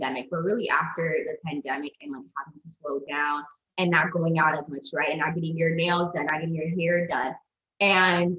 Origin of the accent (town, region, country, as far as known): United States